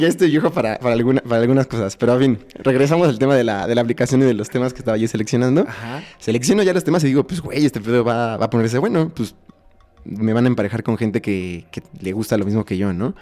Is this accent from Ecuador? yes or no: no; Mexico